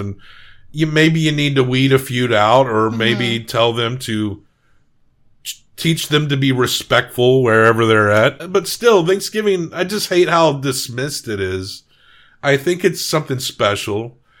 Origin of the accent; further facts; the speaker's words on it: rural Massachusetts, United States; I grew up in the sticks. My accent's not super thick either.